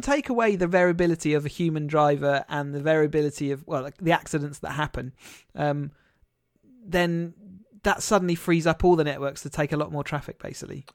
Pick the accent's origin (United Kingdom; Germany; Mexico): United Kingdom; we as a British people